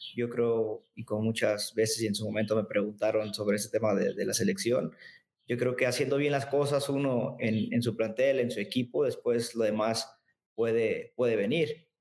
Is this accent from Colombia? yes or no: no; Mexico; crecer a uno como mexicano en competencia